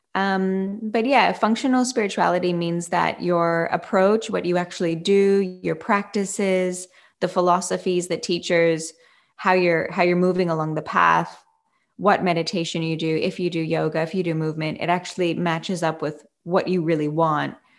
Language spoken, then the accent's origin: English; Canada; now in Fremantle, Australia; I am a Canadian born, uh, living in Australia, yoga teacher and business owner